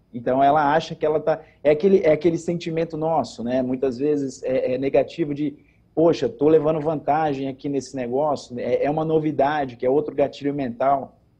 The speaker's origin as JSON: {"language": "Portuguese", "region": "Pernambuco", "country": "Brazil", "moved": "yes", "lives_now": "Campinas, Brazil", "said": "Eu sou pernambucano, né? Sim. Graças a Deus, radicado no estado de São Paulo"}